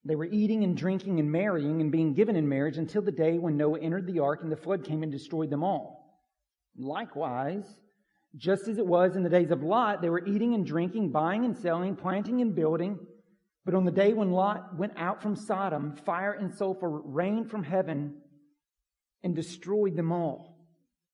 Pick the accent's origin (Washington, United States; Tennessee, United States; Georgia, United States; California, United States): Georgia, United States; Pine Log; the farm I grew up on in Pine Log